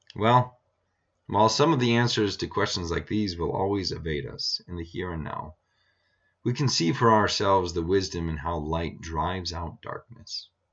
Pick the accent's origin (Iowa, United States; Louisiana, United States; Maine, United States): Iowa, United States; now in Montana, United States; having several overcast days growing up in Iowa